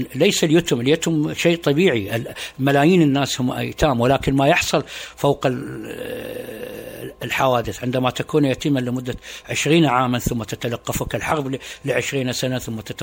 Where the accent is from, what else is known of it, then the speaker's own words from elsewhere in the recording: Suq al-Shuyukh, Dhi Qar, Iraq; كان مسقط راسي في مدينه سوق الشيوخ بمحافظه ذقار